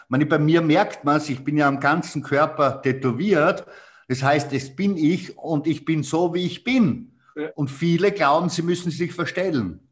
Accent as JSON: {"language": "German", "region": "Styria", "country": "Austria", "accent": "Styrian", "said": "bei mir merkt man extrem den Dialekt als Steirer"}